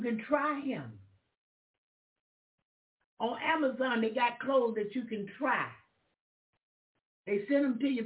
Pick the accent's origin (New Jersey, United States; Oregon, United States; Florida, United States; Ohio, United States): Florida, United States; I'm from Florida. That's the South. It's country.